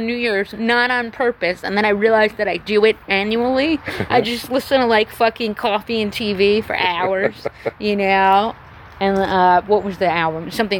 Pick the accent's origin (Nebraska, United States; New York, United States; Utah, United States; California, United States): New York, United States; now in Austin, United States; growing up in New York